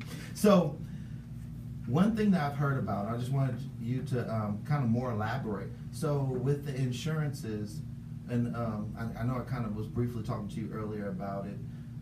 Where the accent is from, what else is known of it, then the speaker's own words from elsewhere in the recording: Los Angeles, California, United States; now in Las Vegas, United States; I'm from California